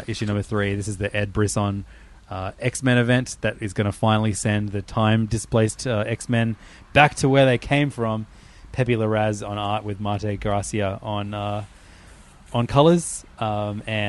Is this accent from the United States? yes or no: no; Australia; as an Australian